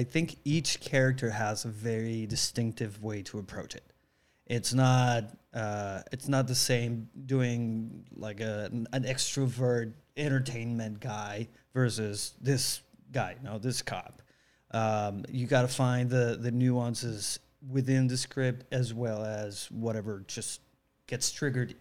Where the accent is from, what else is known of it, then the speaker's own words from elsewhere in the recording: Monterrey, Nuevo León, Mexico; English is a second language; moved away as an adult; also born or lived in Mexico City, Mexico; now in Los Angeles, United States; I was born in Monterrey, which is northeast Mexico, south of Texas.